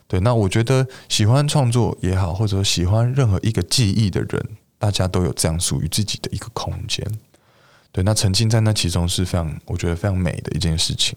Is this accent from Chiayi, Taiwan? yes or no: no; Beitou, Taipei, Taiwan; 我的老家在北投